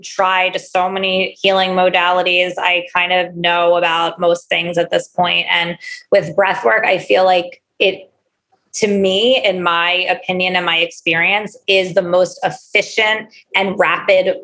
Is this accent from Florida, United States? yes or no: no; Philadelphia, Pennsylvania, United States; I am from Philadelphia.